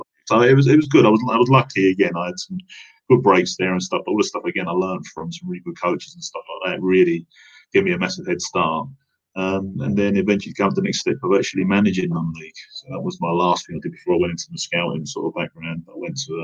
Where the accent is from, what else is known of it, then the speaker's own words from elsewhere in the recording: London, United Kingdom; I was born and, and grew up and at a school in East London, and I'm still based in East London.